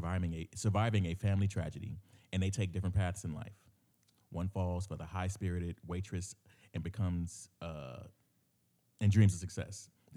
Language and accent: English; Los Angeles, California, United States; now in Houston, United States; I grew up in L.A.